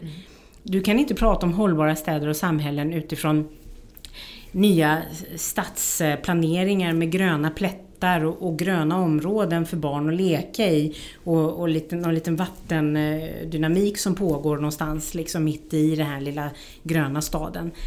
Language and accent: Swedish; Sweden; jag som, som svensk